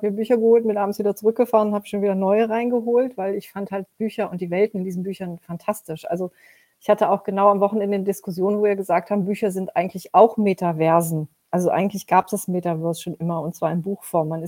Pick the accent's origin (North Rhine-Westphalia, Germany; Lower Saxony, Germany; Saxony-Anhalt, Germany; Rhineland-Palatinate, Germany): North Rhine-Westphalia, Germany; Mönchengladbach; born there; Ich bin in Mönchengladbach geboren, also in Nordrhein-Westfalen.